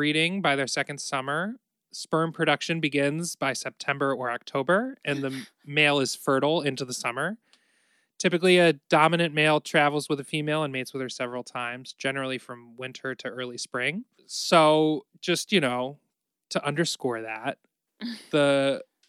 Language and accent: English; Ohio, United States; We're both from Ohio